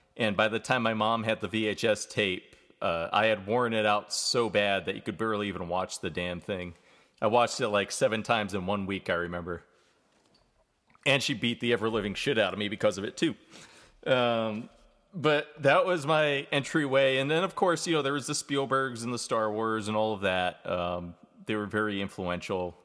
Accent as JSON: {"language": "English", "region": "New York", "country": "United States", "tie": "born or raised there", "also_born_or_lived": "Vermont", "moved": "as an adult", "lives_now": "Atlanta, United States", "said": "I was from New York"}